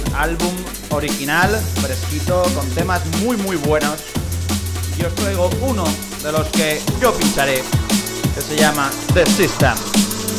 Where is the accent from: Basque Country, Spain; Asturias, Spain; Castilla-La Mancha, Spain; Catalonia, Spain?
Castilla-La Mancha, Spain; Alcázar de San Juan area, Ciudad Real; afincado en La Mancha, en mi tierra, la zona de Alcázar de San Juan, en Ciudad Real.